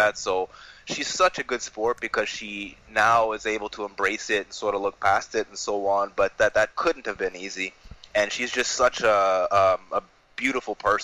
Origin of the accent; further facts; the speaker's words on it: Canada; I'm Canadian